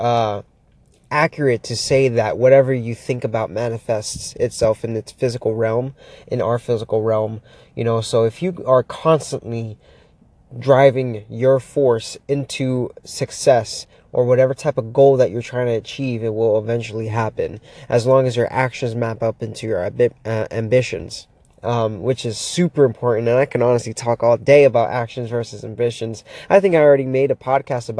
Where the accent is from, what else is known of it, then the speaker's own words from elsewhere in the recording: Miami, Florida, United States; moved away as an adult; now in Pittsburgh, United States; Just moved here not that long ago, about 7 months ago from Florida, born and raised in Miami